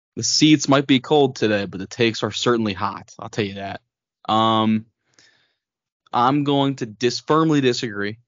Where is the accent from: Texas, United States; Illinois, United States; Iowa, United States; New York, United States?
Texas, United States; Austin; now in Lubbock, United States; growing up in Austin and even out here in Lubbock